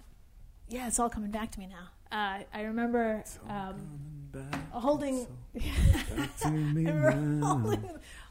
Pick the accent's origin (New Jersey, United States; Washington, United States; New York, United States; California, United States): New York, United States; New York City; Born and raised in Brooklyn.